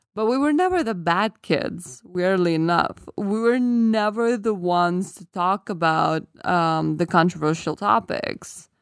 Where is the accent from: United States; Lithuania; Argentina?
Lithuania; first language Lithuanian; English is a second language; moved away; I forgot my native language when I was still in the country